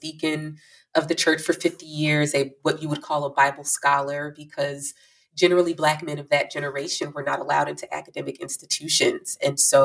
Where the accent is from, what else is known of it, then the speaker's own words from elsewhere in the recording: Chicago, Illinois, United States; also born or lived in Danville, Illinois; I was born in Danville, Illinois. And shortly after my birth, I was relinquished by my birth mother and adopted by a Black family in Chicago